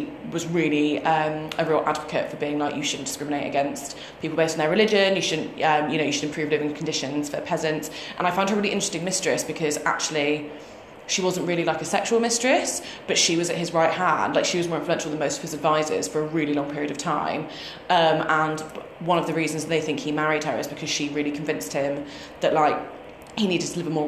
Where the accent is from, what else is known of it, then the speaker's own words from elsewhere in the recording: United Kingdom; I'm too British.